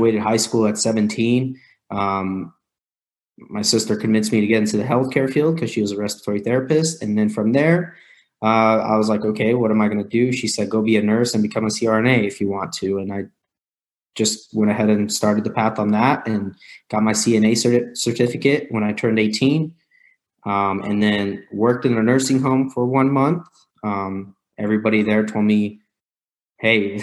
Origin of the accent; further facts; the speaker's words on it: Missouri, United States; also born or lived in Riverside, California; I grew up in Missouri, which is the Midwest, very blue collar, hardworking farmers.